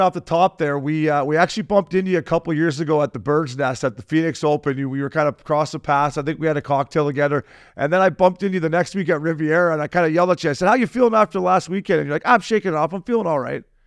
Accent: Canada; now in United States; We're Canadian

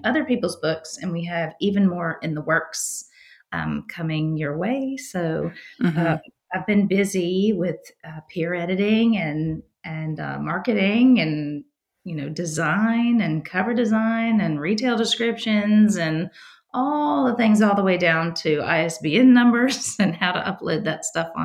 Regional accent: Virginia, United States; moved away as an adult; now in Nashville, United States; growing up in Virginia, I lived about 3.5 hours drive from the Outer Banks

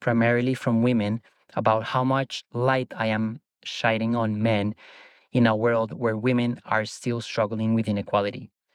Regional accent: Bogotá, Bogotá Capital District, Colombia; moved away as an adult; now in Sydney, Australia; I live in Sydney, Australia, although I am originally from Bogota, Colombia. I moved to Australia eleven years ago

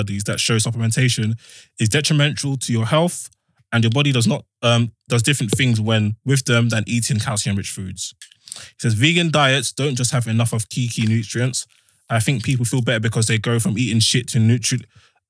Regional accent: Nigeria; now in England; I'm a Nigerian man

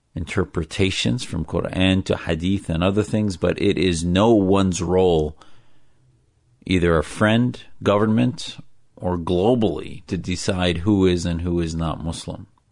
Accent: Neenah, Wisconsin, United States; born or raised there

